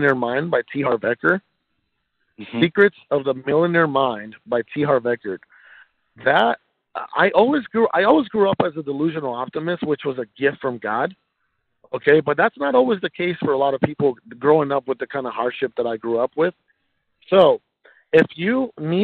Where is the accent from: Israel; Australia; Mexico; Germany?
Mexico; moved away; I was born in Mexico